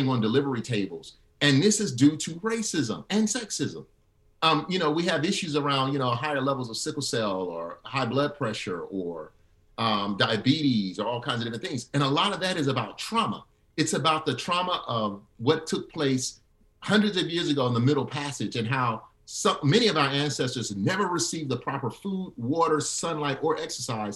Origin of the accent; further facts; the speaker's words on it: Alabama, United States; I grew up in Alabama.